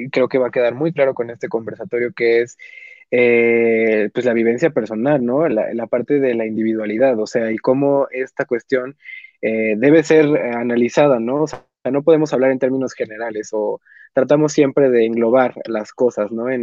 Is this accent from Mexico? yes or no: yes; Mexico; nosotros somos de México